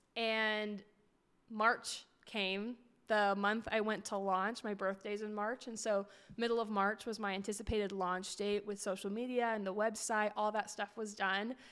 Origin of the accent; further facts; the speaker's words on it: Portland, Oregon, United States; moved away as an adult; also born or lived in Tempe, Arizona / Phoenix, Arizona; I grew up in Portland, Oregon